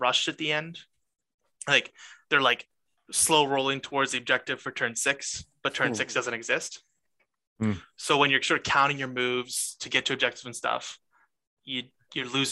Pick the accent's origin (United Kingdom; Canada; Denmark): Canada; I am Canadian